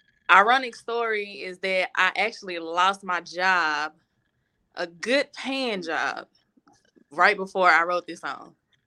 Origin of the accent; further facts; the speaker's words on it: Memphis, Tennessee, United States; I'm really from all parts of Memphis. I got family in all parts. So I can just say I'm from Memphis.